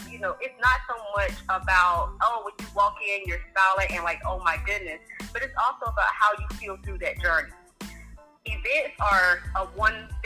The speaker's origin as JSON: {"language": "English", "region": "North Carolina", "country": "United States", "moved": "yes", "lives_now": "Atlanta, United States", "said": "I'm originally from North Carolina, as you guys heard, but I'm based in Atlanta, Georgia"}